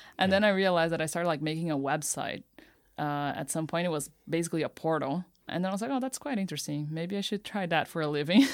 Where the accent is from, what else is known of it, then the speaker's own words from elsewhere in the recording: Campinas, São Paulo, Brazil; moved away as an adult; now in Tokyo, Japan; I'm from Brazil, and my hometown is called Campinas. It's like a one hour drive from São Paulo. And, yeah, I, I was raised there my whole life